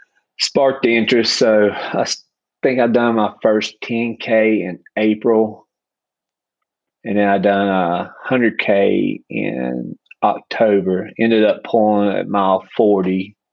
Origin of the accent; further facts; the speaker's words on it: Carnesville, Georgia, United States; I'm from Carnesville, Georgia.